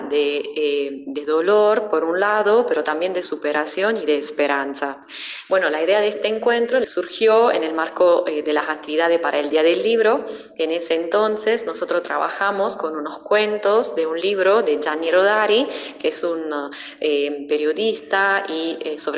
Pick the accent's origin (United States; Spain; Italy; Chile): Italy; soy italiana, soy docente del CIU y enseño italiano en los cursos A1, A2 y B1.